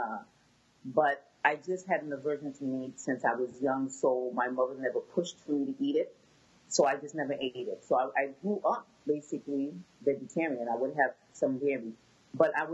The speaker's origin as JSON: {"language": "English", "town": "Boston", "region": "Massachusetts", "country": "United States", "tie": "born or raised there", "said": "I was born and raised in Boston, Massachusetts. My family is originally from Haiti."}